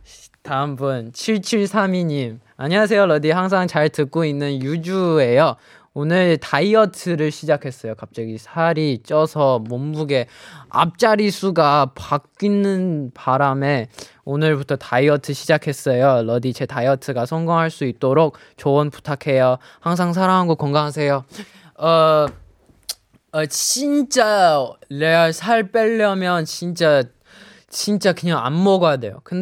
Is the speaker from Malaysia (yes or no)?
no; Shanghai, China; 我给大家隆重隆重隆重的公布一下，就是我的家乡上海。